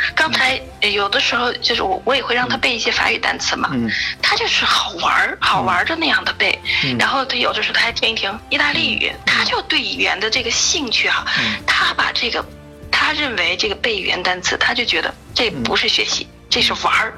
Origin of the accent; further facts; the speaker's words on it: China; first language Chinese; moved away as an adult; now in Germany; 中国，中文咱们不用说了，这是母语